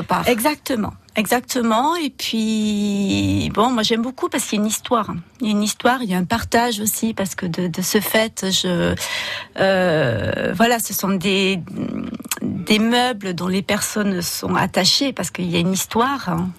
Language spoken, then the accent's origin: French; Bourg-Madame, Occitania, France; moved away as an adult; now in Canet-en-Roussillon, France; je suis originaire de Bourg-Madame